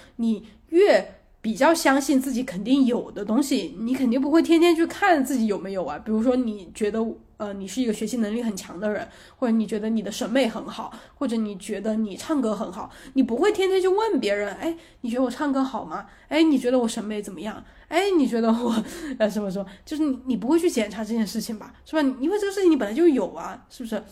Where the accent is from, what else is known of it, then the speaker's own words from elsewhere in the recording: China; 我们中国小孩儿